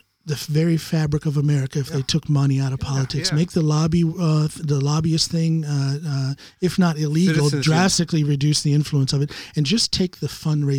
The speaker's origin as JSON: {"language": "English", "country": "United States", "tie": "born or raised there", "moved": "as an adult", "lives_now": "Norway"}